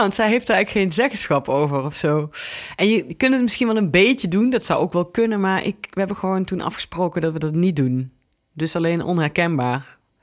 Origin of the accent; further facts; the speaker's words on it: Venlo, Limburg, Netherlands; moved away; Ik kwam uit Venlo